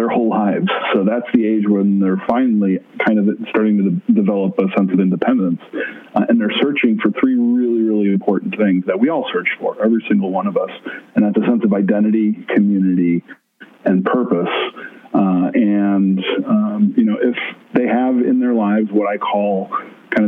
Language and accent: English; Blue Island, Illinois, United States; Started on the south side of Chicago in my hometown of Blue Island